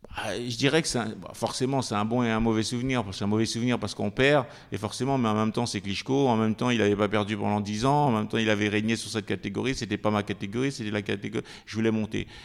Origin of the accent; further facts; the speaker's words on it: France; also born or lived in French Antilles; je suis arrivé, j'avais six ans en, métropole, je suis venu rejoindre mon père, j'ai vécu en banlieue